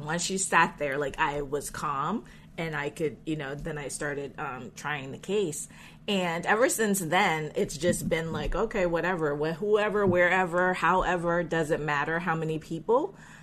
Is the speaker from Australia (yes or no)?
no; Jamaica; I was born in Jamaica